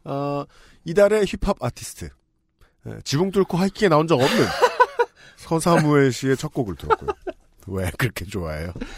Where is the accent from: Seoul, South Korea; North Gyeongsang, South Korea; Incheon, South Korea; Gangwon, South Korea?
Seoul, South Korea; 제가 살 때는요 그냥 달 동네였고 네네. 아무것도 없었고 음, 음. 조금 멀리 자전거 타고 내려가 보면 서울특별시 농촌진흥청이 있었어요